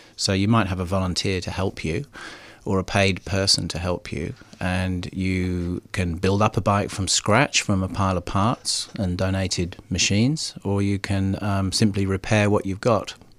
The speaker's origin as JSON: {"language": "English", "country": "United Kingdom", "moved": "yes", "lives_now": "Melbourne, Australia", "said": "being a Brit"}